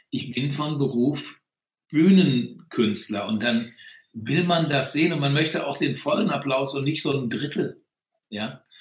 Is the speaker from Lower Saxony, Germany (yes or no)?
no; Bonn, North Rhine-Westphalia, Germany; und sage, ich bin Bonner, fertig.